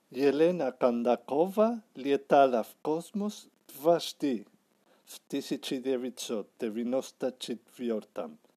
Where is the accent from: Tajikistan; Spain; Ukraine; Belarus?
Spain; Barcelona, Catalonia; Russian is a second language; я из Барселоны